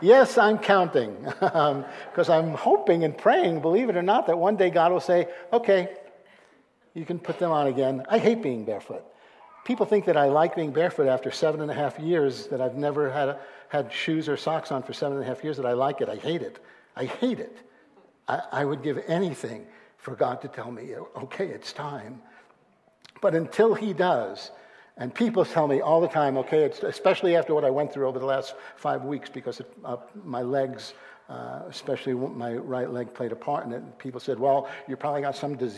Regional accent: New York City, New York, United States; I was born and raised Jewish in New York City, Brooklyn, New York

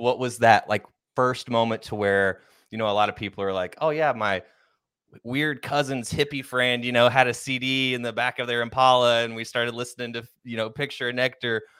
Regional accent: Oklahoma, United States; that's where I'm originally from

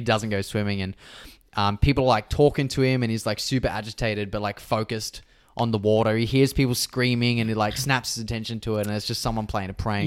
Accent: Australia; growing up in Australia

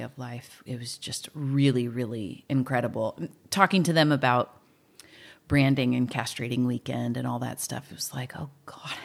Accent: Nipomo, California, United States; I grew up in Napomo

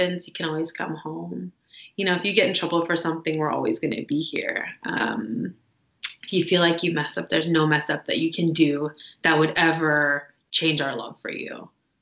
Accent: Washington, United States; I'm from Washington State

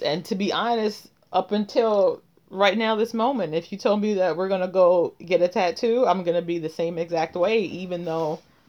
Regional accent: New York City, New York, United States; Like born and raised? Mm-hmm. Bronx.

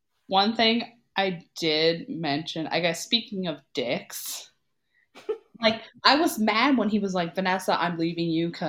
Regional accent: Canada; I, as a Canadian

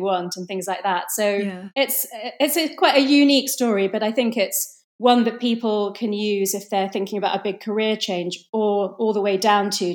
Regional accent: London, United Kingdom; I was born in London in the UK, but my parents are Indian

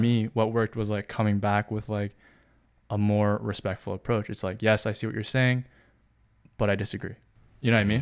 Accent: Canada; growing up in Canada

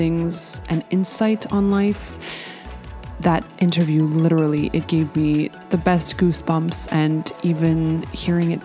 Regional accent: Canada; I'm from Canada. I love being Canadian

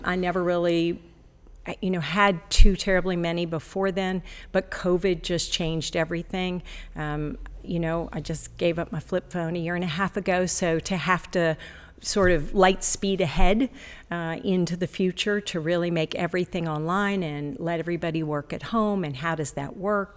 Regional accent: Ohio, United States; also born or lived in Florida; now in Ashland, United States; Originally, I was born in Ohio

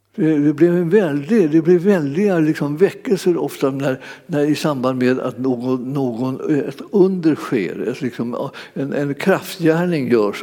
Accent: Sweden; föddes vi så småningom när de hade flyttat hem till Sverige

